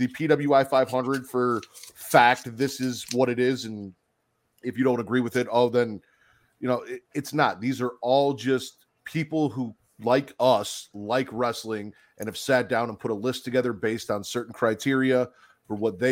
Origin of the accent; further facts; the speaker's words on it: South Holland, Illinois, United States; also born or lived in Chicago / Hoffman Estates / Elgin; now in Lake Zurich, United States; I grew up in South Holland